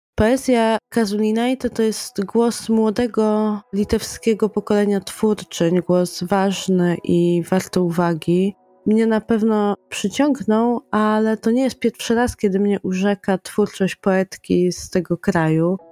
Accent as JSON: {"language": "Polish", "town": "Lublin", "region": "Lublin Voivodeship", "country": "Poland", "tie": "born or raised there", "said": "do mojego rodzinnego miasta"}